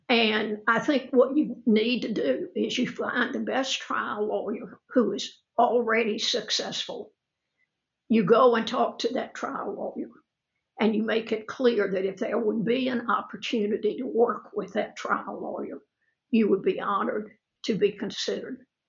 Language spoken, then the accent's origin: English; Opelika, Alabama, United States; accent: Southern drawl; I grew up in Opelika